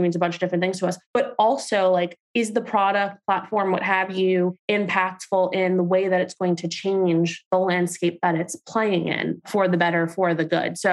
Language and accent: English; New York City, New York, United States; I'm a girl from Staten Island, Turkish Puerto Rican